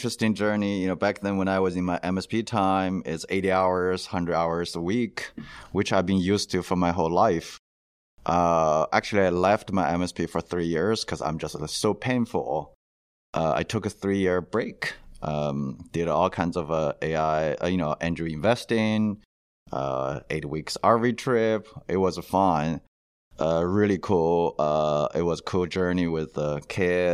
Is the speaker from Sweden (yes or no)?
no; China; moved away as an adult; now in United States; originally I'm from China, went to the dental school